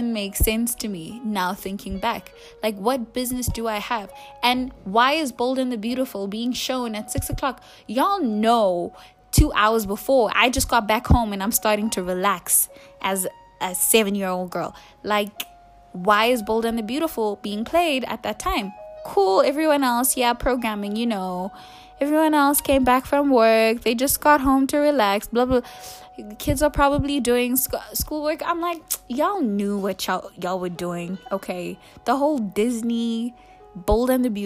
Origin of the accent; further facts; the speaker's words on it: South Africa; We're South African. We're South African